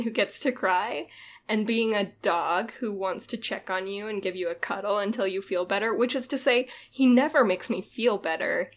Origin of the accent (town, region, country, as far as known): Utah, United States; born or raised there